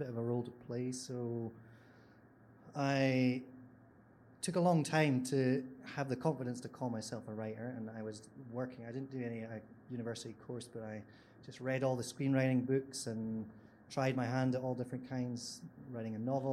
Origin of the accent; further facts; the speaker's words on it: Scotland, United Kingdom; you might be able to tell from my accent, I'm from Scotland